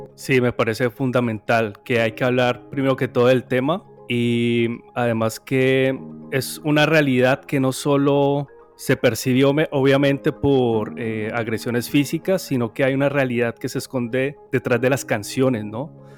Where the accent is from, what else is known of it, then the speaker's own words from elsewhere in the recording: Cali, Valle del Cauca, Colombia; yo soy caleño